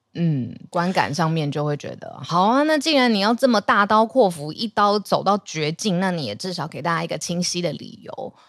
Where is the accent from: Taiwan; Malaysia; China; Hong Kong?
Taiwan; 们台湾人餐桌上面很常看到的高丽菜啦